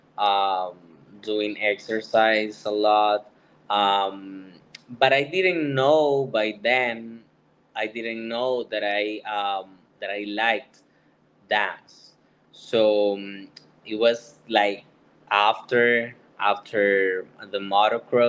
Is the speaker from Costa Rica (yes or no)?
yes; San José, Costa Rica; moved away as an adult; now in Florida, United States; I was born in San Jose, in the capital, in Costa Rica